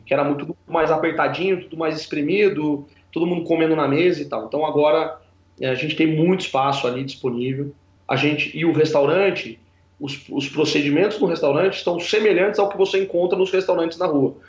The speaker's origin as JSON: {"language": "Portuguese", "town": "Piracicaba", "region": "São Paulo", "country": "Brazil", "moved": "yes", "said": "Eu saí lá de Piracicaba"}